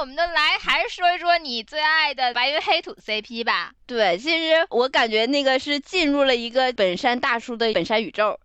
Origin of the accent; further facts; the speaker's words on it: Northeast China, China; 我来自东北家庭